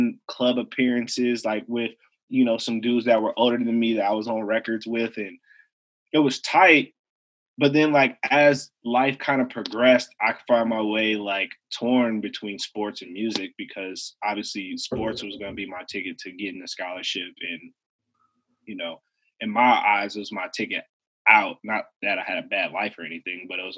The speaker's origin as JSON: {"language": "English", "town": "Evanston", "region": "Illinois", "country": "United States", "tie": "born or raised there", "said": "I grew up in Evanston, Illinois, which is a north suburb of Chicago"}